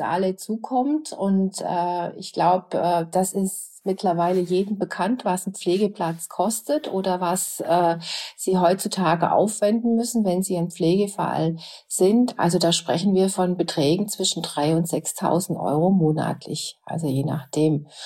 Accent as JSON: {"language": "German", "country": "Germany", "said": "bei uns in Deutschland"}